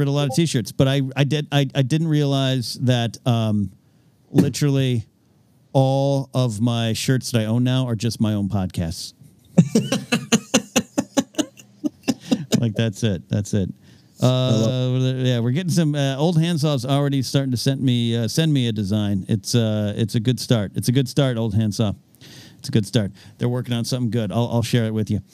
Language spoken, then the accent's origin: English; hometown including Avila Beach, California, United States; Avila Beach is this great little area of my hometown